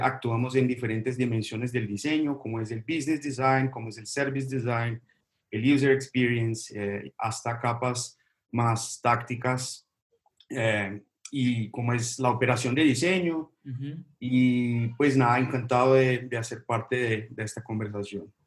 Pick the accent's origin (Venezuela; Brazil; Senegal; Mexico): Brazil; now in Colombia; yo soy brasileño